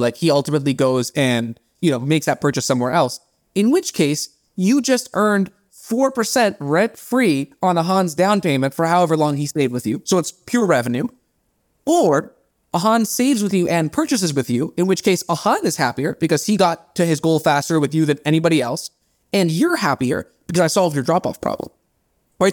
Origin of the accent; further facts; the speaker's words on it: India; first language Bengali; English is a second language; moved away; I'm Indian